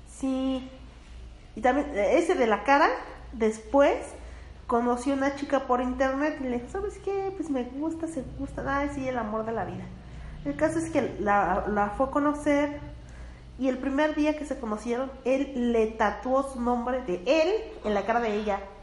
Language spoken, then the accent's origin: Spanish; Mexico; son cosas que, que tenemos como mexicanos